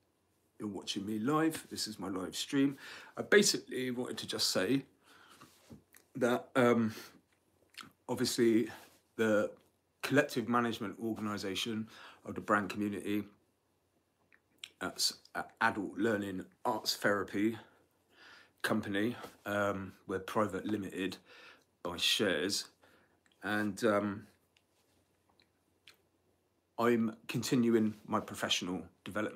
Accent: Bath, South West England, United Kingdom; at college here at Bath, where my hometown, where I was born and raised in Somerset.

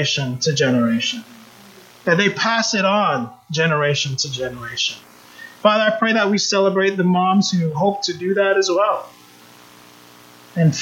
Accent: Jamaica; moved away; also born or lived in United States; though I was born in the United States, I grew up in Jamaica. My family's from Jamaica.

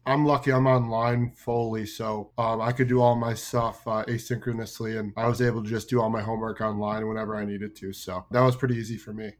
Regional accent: Chicago, Illinois, United States; moved away as an adult; also born or lived in New Jersey; now in Tucson, United States; I grew up in Chicago, um, played triple A growing up

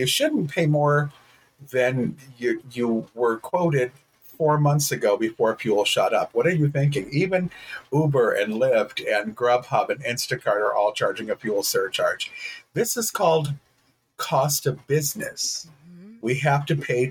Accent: Detroit, Michigan, United States; moved away as an adult; also born or lived in Texas; now in Michigan, United States; I grew up in Detroit and I am a dude with beige skin

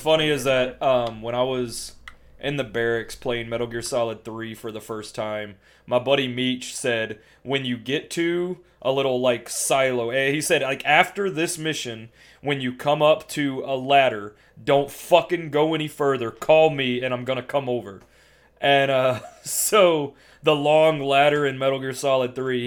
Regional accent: Louisiana, United States; I was raised in Louisiana

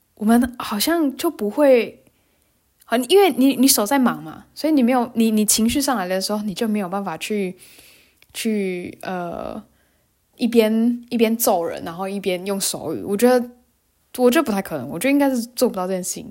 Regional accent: Tainan, Taiwan; moved away as an adult; also born or lived in Taipei, Taiwan; now in Germany; 我是台南人嘛，台南，台南还是要看区域啦

